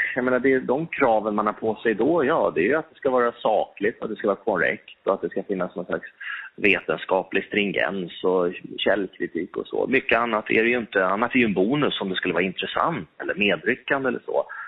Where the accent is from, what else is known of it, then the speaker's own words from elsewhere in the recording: Stockholm, Stockholm County, Sweden; Jag, jag älskar Stockholm. Ehm, här är jag född och uppvuxen och eh, här lever jag nu